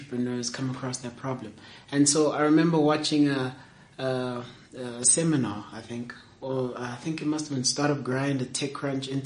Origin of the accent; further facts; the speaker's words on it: Springs, Gauteng, South Africa; I'm from Springs